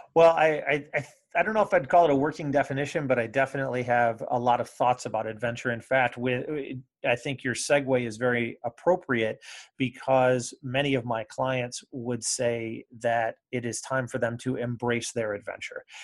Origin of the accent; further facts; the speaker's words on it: Comstock, Michigan, United States; also born or lived in Ann Arbor, Michigan / Maryland / Indiana; I'm from Michigan. I suppose all various parts of Michigan. I grew up on the west side in the Kalamazoo area in a little town called Comstock